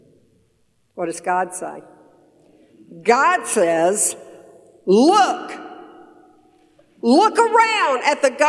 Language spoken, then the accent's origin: English; Tyler, Texas, United States; we're from Texas, Tyler, Texas, East Texas, right between Dallas and Shreveport.